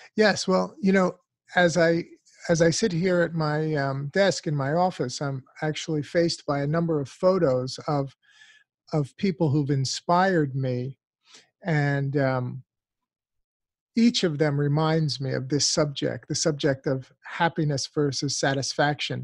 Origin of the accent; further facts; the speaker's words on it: United States; as an American born and raised in this country